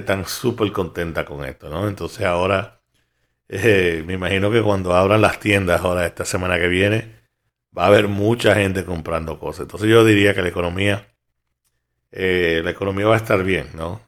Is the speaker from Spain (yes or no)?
no; New York, United States; yo como soy de Nueva York